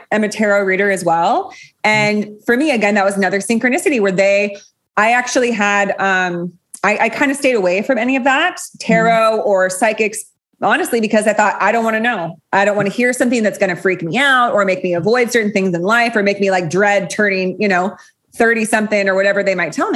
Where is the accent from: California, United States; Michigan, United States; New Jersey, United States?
California, United States; Los Gatos; my hometown, Los Gatos